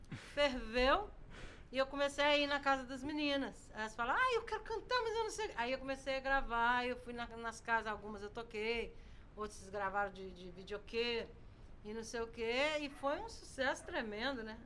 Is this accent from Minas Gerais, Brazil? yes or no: yes; Congonhas, Minas Gerais, Brazil; eu nasci em Casa de Pedra na CSM